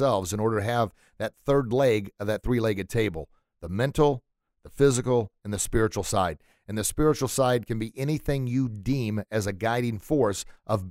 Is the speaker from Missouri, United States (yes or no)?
yes; St. Louis, Missouri, United States; growing up in St. Louis